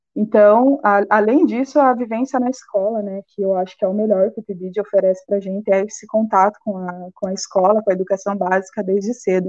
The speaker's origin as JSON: {"language": "Portuguese", "town": "Ponta Grossa", "region": "Paraná", "country": "Brazil", "tie": "born or raised there", "moved": "as an adult", "lives_now": "Blumenau, Brazil", "said": "Eu sou do Paraná, natural da cidade de Ponta Grossa, e eu cursei um ano de geografia, bacharelado lá. Até que minha família, né, por questões de emprego, resolveu mudar para Blumenau"}